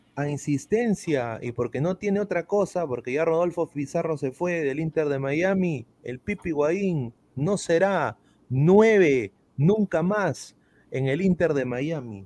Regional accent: Peru; now in Orlando, United States; yo soy peruano

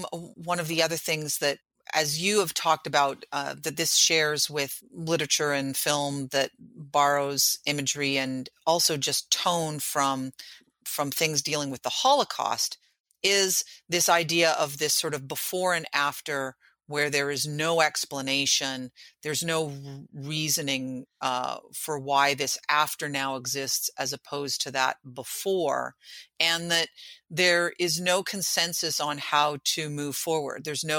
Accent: New York City, New York, United States; And I can tell you that, like, you know, as a New Yorker, I have never been to the 9/11 museum.

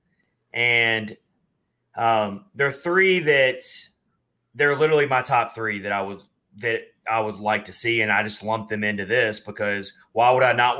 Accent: Hendersonville, Tennessee, United States; I grew up here and I grew up in Hendersonville

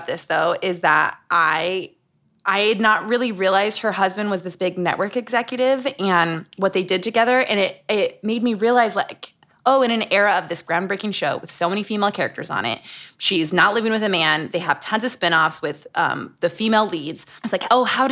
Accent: Utah, United States; Growing up in Utah

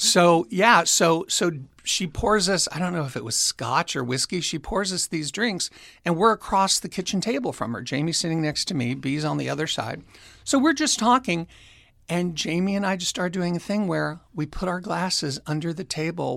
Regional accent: Orange County, California, United States; also born or lived in Long Beach, California; I was born in Long Beach, but raised primarily in Orange County, California.

